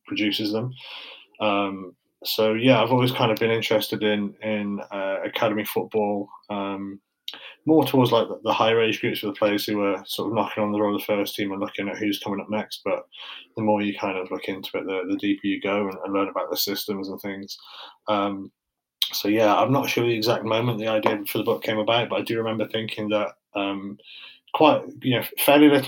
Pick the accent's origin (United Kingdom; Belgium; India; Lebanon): United Kingdom; Shrewsbury, West Midlands; I grew up in Shrewsbury, so okay. Well, around Shrewsbury